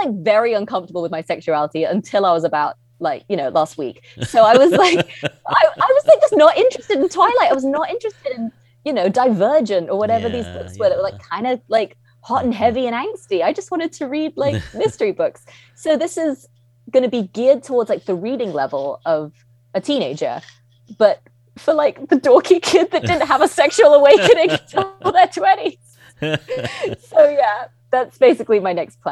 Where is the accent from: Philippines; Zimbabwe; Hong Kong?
Hong Kong; also born or lived in United Kingdom; when I was a kid growing up in Hong Kong, there was no fiction for children about where I was from